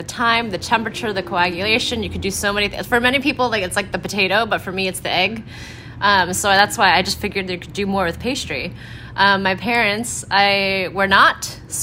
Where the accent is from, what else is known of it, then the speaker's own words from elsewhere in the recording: San Mateo, California, United States; I grew up in San Mateo, California